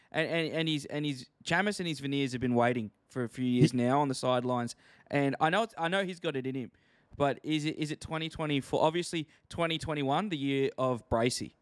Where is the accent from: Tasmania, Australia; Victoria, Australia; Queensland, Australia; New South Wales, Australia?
Queensland, Australia; I'm from Queensland